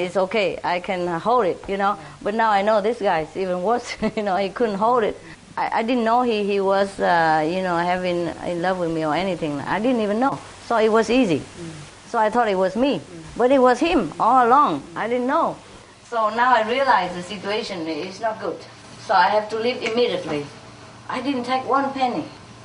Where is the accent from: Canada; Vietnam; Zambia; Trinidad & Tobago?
Vietnam; moved away; also born or lived in France; I was born in Vietnam